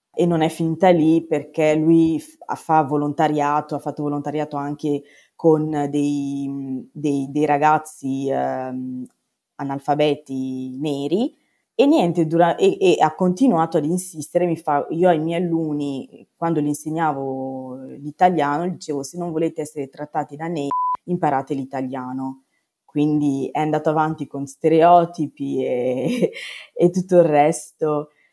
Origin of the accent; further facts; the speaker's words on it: Padua, Veneto, Italy; sono di Padova